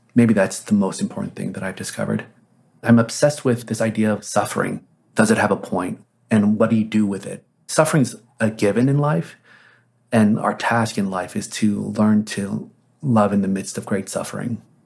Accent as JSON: {"language": "English", "region": "Texas", "country": "United States", "tie": "born or raised there", "also_born_or_lived": "Korea", "said": "I grew up in Texas in the seventies"}